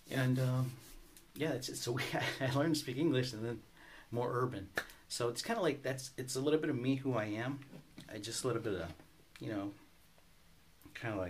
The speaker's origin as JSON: {"language": "English", "country": "United States", "tie": "born or raised there", "also_born_or_lived": "Mexico", "said": "growing up in Market Park area, it was a lot of German, Lithuanian, Polish"}